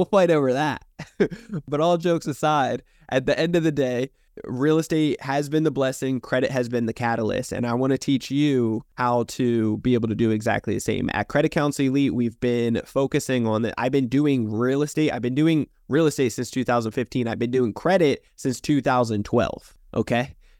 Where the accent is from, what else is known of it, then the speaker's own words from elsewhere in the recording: New Jersey, United States; See, I come from New Jersey originally, a dysfunctional family to say the least